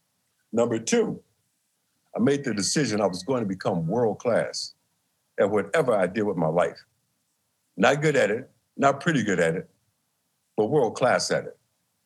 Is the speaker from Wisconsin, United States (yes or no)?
yes; Milwaukee, Wisconsin, United States; my hometown, Lewis, Milwaukee, Wisconsin